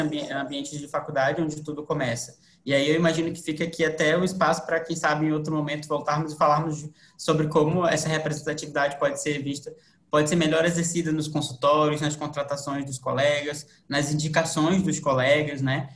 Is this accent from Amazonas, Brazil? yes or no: yes; Manaus, Amazonas, Brazil; now in Florianópolis, Brazil; Eu sou de Manaus, vim para cá para Florianópolis